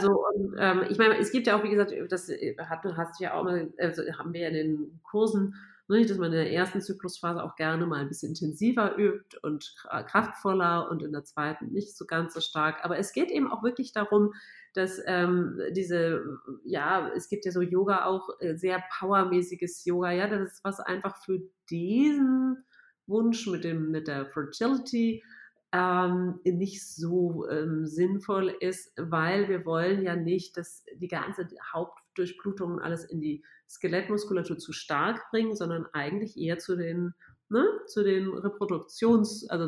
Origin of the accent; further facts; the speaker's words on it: Hamburg, Germany; now in Munich, Germany; ich bin Hamburger, ja.